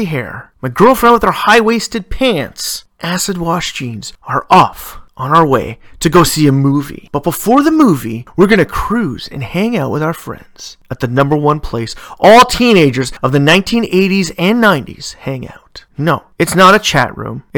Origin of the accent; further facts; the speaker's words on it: Ontario, Canada; in my home country of Canada